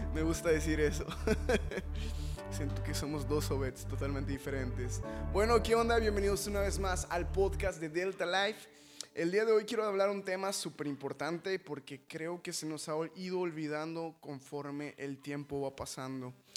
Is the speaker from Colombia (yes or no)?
no; Mexico; nosotros como mexicanos